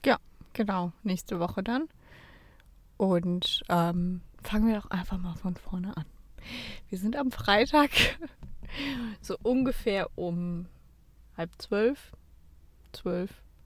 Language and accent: German; Cologne, North Rhine-Westphalia, Germany; Wir kommen ja aus Köln